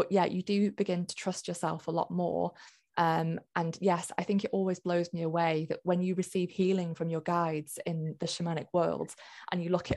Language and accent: English; Lancashire, North West England, United Kingdom; I grew up in Lancashire, fairly close to a place called Pendle